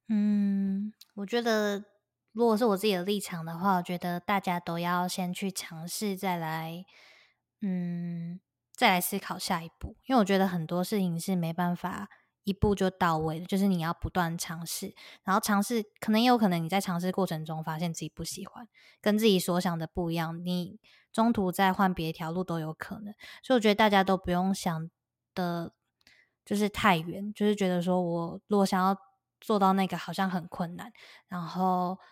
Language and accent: Chinese; Taiwan; moved away as an adult; now in United States; 我们是台湾人，然后我们讲中文